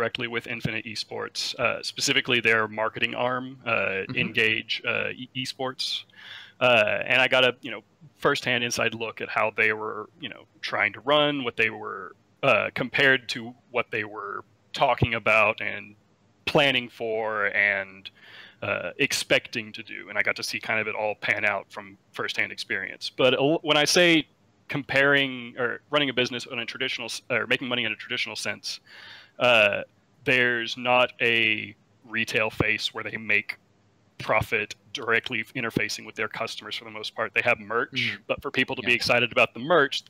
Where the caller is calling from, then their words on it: Dallas, Texas, United States; I'm calling from the great state of Dallas, Texas